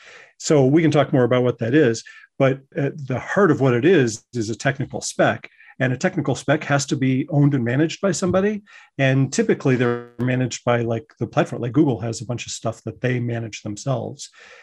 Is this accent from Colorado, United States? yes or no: yes; Colorado, United States; now in New York, United States; I'm originally from Colorado, but I went out to New York, went to the J School, loved it, worked at New York Newsday